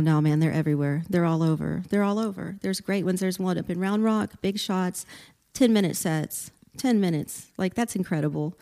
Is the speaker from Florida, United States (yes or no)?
no; Port Arthur, Texas, United States; moved away; also born or lived in Austin, Texas; I grew up in Port Arthur, Texas